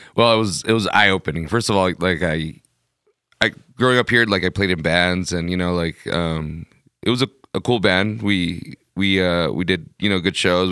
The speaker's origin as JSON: {"language": "English", "town": "Ciudad Juárez", "region": "Chihuahua", "country": "Mexico", "tie": "born or raised there", "also_born_or_lived": "California", "moved": "as an adult", "lives_now": "El Paso, United States", "said": "I grew up in Juarez. I moved to California when I was, uh, eighteen."}